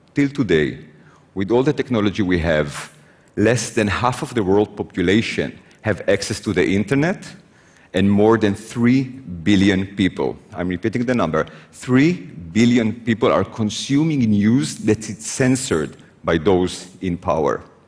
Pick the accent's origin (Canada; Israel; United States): Israel; I was born in Israel